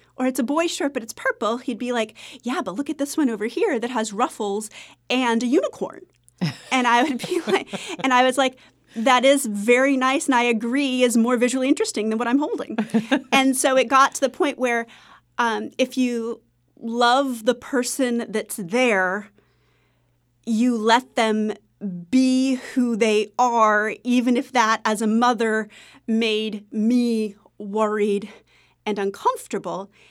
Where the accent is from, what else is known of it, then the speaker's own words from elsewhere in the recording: Maine, United States; I'm from Maine